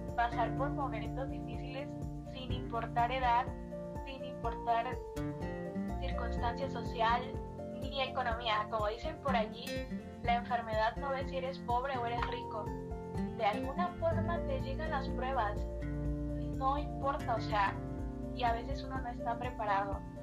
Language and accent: Spanish; Mexico; also born or lived in Huimanguillo, Tabasco; soy mexicana, actualmente resido en Tabasco, en un pequeño pueblito llamado Huimanguillo.